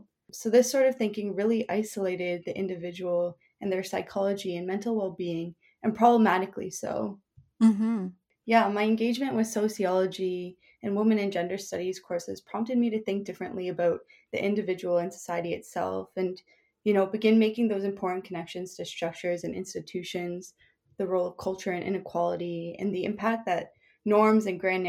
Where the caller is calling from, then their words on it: Toronto, Ontario, Canada; So I'm speaking from Toronto, Ontario